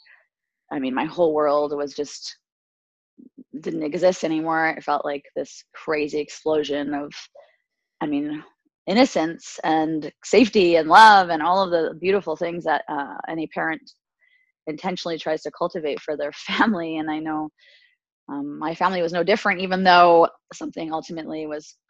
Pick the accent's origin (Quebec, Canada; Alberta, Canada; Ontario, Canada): Alberta, Canada; I'm Canadian. I was born and raised in Alberta, Canada, and my family comes from Tunisia, North Africa